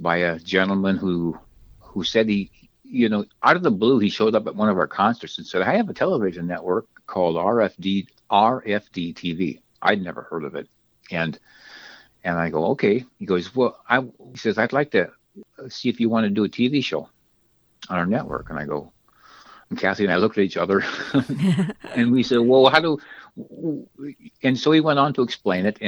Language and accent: English; Southwest Minnesota, United States; I grew up in a small white middle-class farming community in Southwest Minnesota